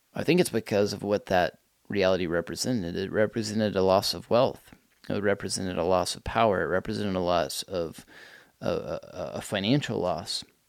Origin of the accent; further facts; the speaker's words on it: United States; as an American person